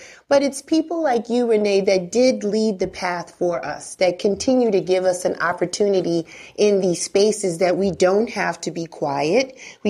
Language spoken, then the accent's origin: English; Bronx, New York, United States; No, we never had that. I'm from